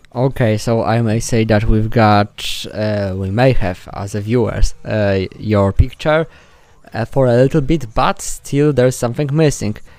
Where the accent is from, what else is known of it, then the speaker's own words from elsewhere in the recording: Poland; first language Polish; English is a second language; my native language Polish